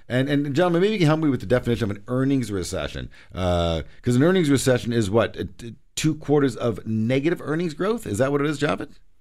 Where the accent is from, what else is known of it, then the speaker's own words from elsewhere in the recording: Canada; we as Canadian investors